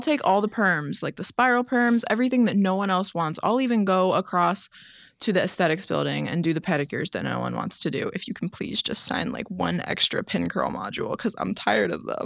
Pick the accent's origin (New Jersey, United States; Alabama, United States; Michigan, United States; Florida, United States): Florida, United States; I grew up in Florida